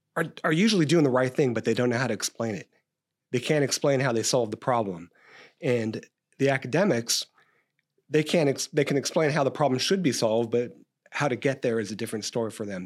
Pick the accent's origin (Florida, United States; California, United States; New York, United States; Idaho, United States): California, United States; Stockton; I grew up in Stockton